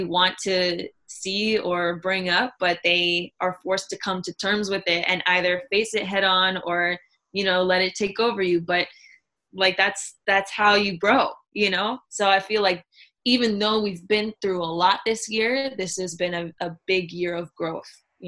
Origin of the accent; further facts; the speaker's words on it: Miami, Florida, United States; the American Airlines Arena in Miami, that would, you know, in my hometown